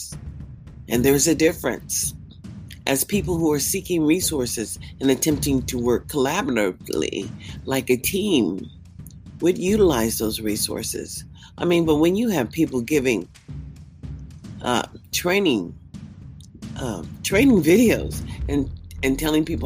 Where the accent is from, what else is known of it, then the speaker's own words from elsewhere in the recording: United States; As an American citizen